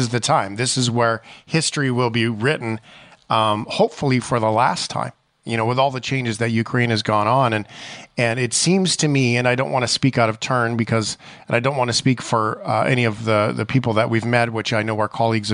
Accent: Canada; as a Canadian

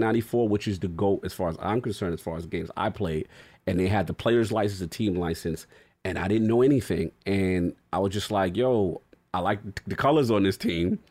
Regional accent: New York City, New York, United States; we born and raised in New York

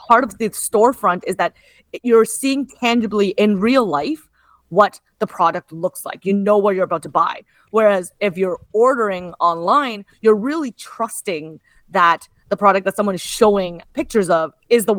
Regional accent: Kitchener, Ontario, Canada; now in Toronto, Canada; Kitchener-Waterloo, which is actually notably also my hometown

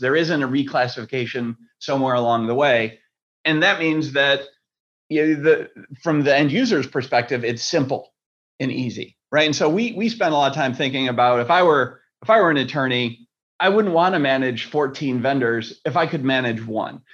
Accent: Rochester, New York, United States; I grew up in Rochester, which is the next city

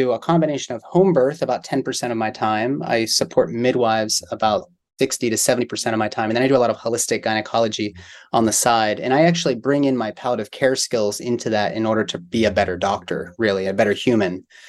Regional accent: Pittsburgh, Pennsylvania, United States; also born or lived in San Diego, California; now in Kentucky, United States; I grew up in Pittsburgh, Pennsylvania.

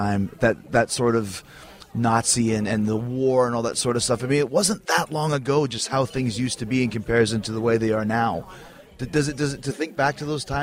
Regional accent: Winnipeg, Manitoba, Canada; I grew up in Winnipeg, Canada

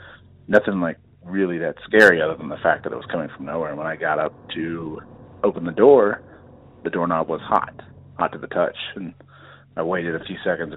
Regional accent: Dallas, Texas, United States; I grew up in Dallas

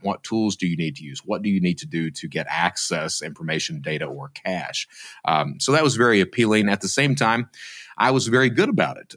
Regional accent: Eastern Kentucky, United States; I'm from Eastern Kentucky. My mother was a fraudster, and I grew up in that type of environment

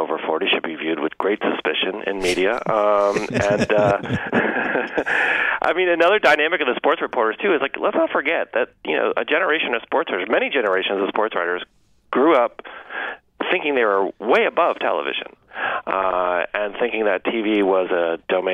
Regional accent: Massachusetts, United States; I grew up in Massachusetts

